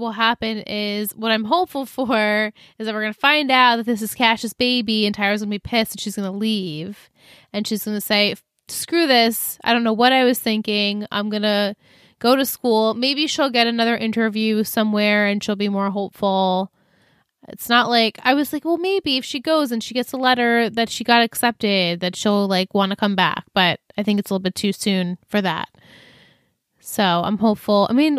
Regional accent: New York, United States; we are from New York.

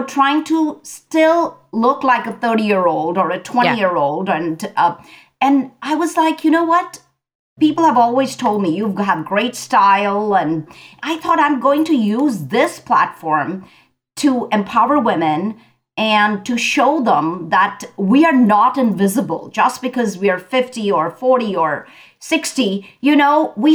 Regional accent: India; I grew up in India.

